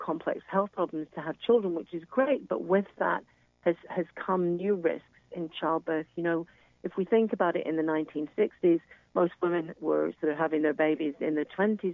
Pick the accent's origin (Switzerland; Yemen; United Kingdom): United Kingdom; now in United States; as you can hear from my accent, I'm originally from the United Kingdom